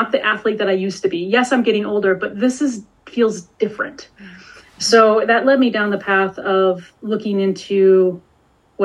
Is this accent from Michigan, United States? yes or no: yes; Detroit, Michigan, United States; I grew up in Metro Detroit